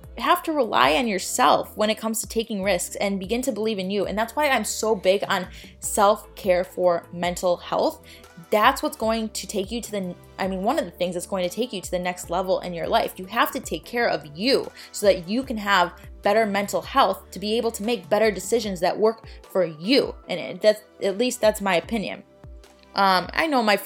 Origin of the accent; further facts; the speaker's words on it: Chicago, Illinois, United States; moved away as an adult; now in Florida, United States; I'm from Chicago.